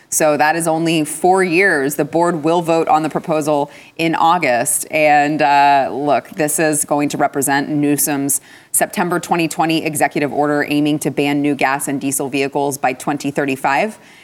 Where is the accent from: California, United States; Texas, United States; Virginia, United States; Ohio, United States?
Texas, United States; as a Texan